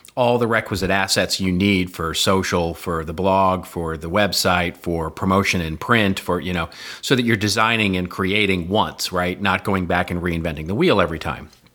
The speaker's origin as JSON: {"language": "English", "country": "United States", "said": "we're American"}